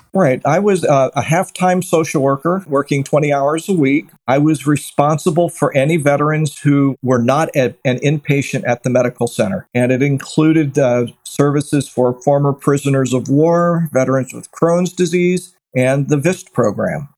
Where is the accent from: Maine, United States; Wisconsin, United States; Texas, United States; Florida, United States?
Florida, United States; Daytona Beach; also born or lived in Erie, Pennsylvania / Provo, Utah / Gainesville, Florida; I was born in Erie, Pennsylvania, and I was raised in Daytona Beach, Florida, where I went to Seabreeze High School